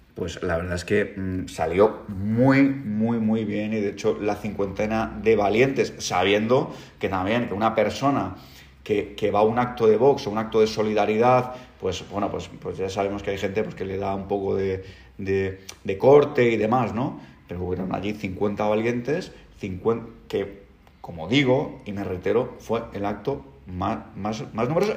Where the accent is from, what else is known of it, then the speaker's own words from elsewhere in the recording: Sant Rafel de sa Creu, Balearic Islands, Spain; mi pueblo, San Rafael